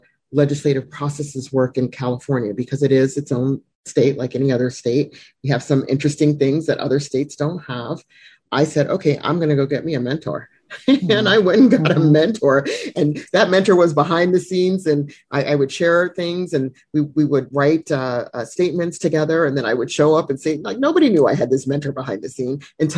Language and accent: English; Germany; born there; when I was born in Germany and moved around because my father was in the military.